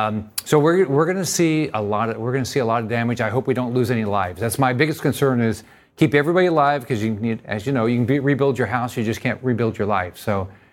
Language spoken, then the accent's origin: English; Naples, Florida, United States; I know that we've got in my hometown in Naples as an example.